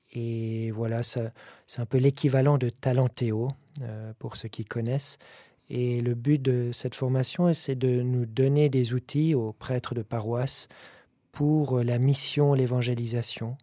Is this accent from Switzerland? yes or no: yes; Valais, Switzerland; je suis valaisan